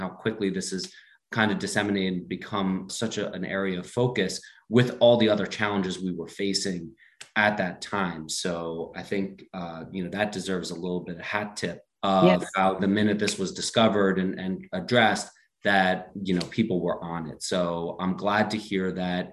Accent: Ridgewood, New Jersey, United States; I grew up on Ridgewood Water, and I've got two healthy kids.

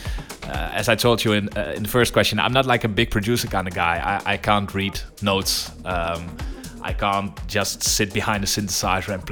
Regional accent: Netherlands; I grew up in Holland

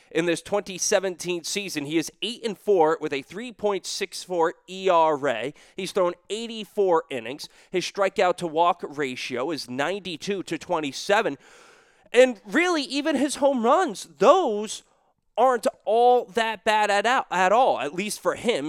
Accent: New England, United States; I'm still from New England

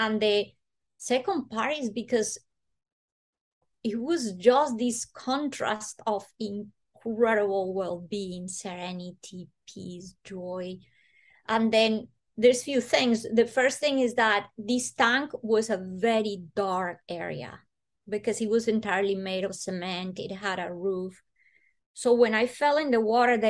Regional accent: Bogota, Bogotá Capital District, Colombia; moved away; I was born in Colombia, in Bogota

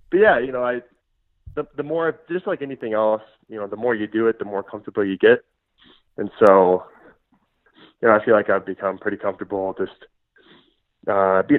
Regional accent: Omaha, Nebraska, United States; uh, Omaha, Nebraska.

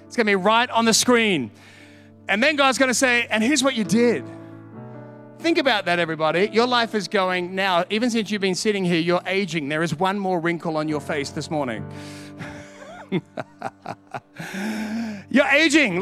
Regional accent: Sydney, New South Wales, Australia; moved away as an adult; also born or lived in London; now in Perth, Australia; I'm from Sydney

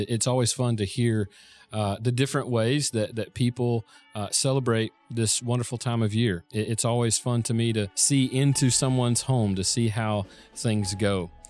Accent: Florida, United States; So I grew up in Florida. Christmas was 80 degrees or 85 degrees.

